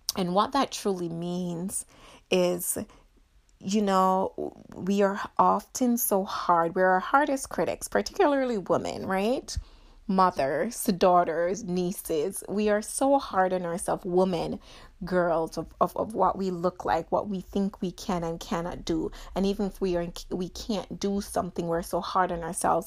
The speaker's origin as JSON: {"language": "English", "country": "Jamaica", "tie": "born or raised there", "said": "growing up in Jamaica"}